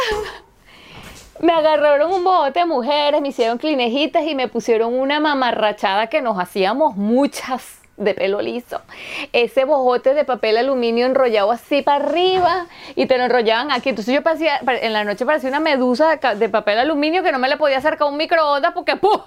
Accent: Caracas, Capital District, Venezuela; now in Helsinki, Finland; yo vengo de Caracas

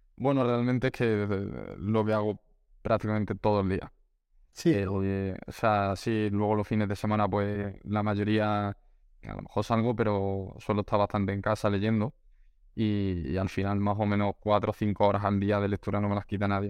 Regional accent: Málaga, Andalusia, Spain; yo que soy de Málaga

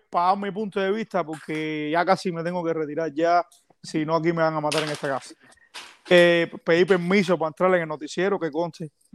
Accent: Cuba; nosotros somos cubanos

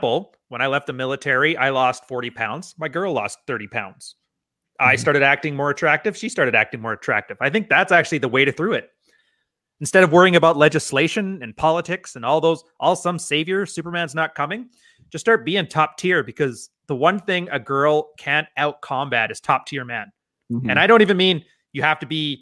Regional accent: Canada; we're Canadian

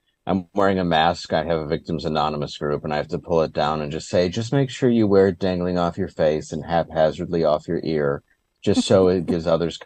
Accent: Michigan, United States; I grew up in Michigan

